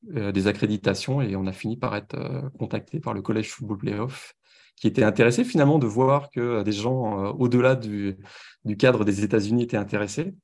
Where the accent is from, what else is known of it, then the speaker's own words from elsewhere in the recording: France; accent: French; moved away as an adult; also born or lived in Paris; now in Montreal, Canada; à mon accent, vous reconnaissez que je viens de France